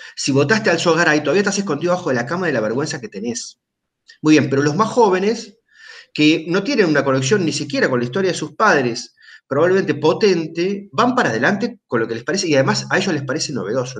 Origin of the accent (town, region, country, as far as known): Argentina